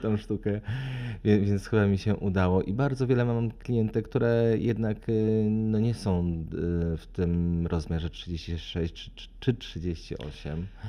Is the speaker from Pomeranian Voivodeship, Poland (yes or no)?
no; Lublin, Lublin Voivodeship, Poland; also born or lived in Warsaw; ja pochodzę z Lublina